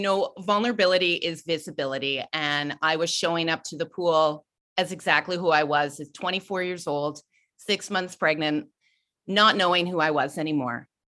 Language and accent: English; Ontario, Canada; moved away; I'm originally from Ontario. I grew up swimming